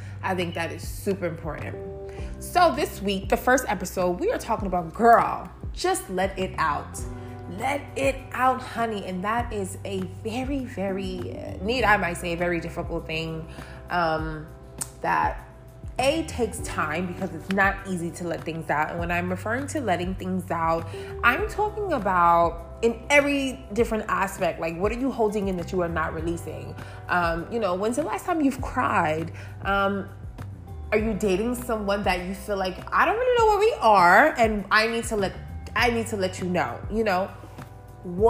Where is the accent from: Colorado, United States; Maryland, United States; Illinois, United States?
Maryland, United States; Baltimore; moved away as an adult; also born or lived in Brooklyn, New York / New York City; I was born in Brooklyn, New York, but I was raised in Baltimore, Maryland. So Baltimore will forever be my hometown